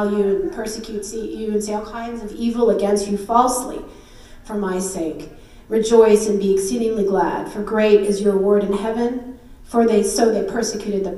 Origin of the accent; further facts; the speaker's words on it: United States; I'm born and raised in the U.S.